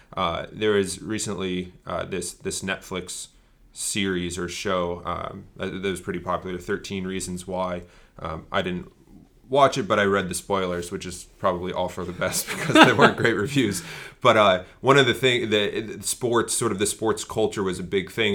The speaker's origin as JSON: {"language": "English", "town": "Bristol", "region": "Connecticut", "country": "United States", "tie": "born or raised there", "said": "I grew up in Bristol, Connecticut, which is the home of E S P N"}